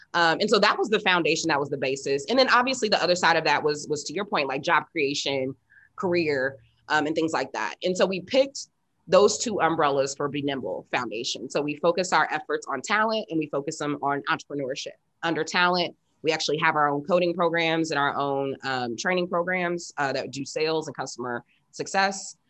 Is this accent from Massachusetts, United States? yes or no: no; Indianapolis, Indiana, United States; moved away as an adult; also born or lived in East Coast / West Coast; I'm born and raised in Indianapolis, Indiana, which is not the most exciting place in the world, but it is home.